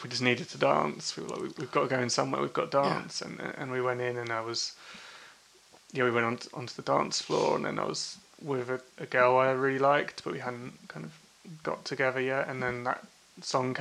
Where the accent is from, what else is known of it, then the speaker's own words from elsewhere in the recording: Chingford, London, United Kingdom; I grew up in Chingford